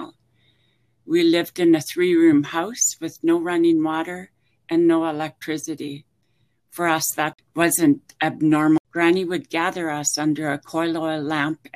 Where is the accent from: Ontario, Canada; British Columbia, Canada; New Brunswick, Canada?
British Columbia, Canada; Hazelton; now in Victoria, Canada; growing up in Hazelton.